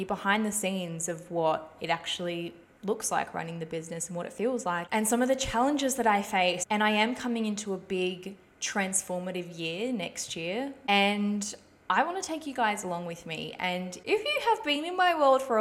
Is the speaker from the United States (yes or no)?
no; Ballarat, Victoria, Australia; moved away as an adult; also born or lived in Czech Republic / Melbourne; now in Sunshine Coast, Australia; I am originally from the Czech Republic, and I moved here when I was little. Basically grew up and lived in Ballarat my whole life.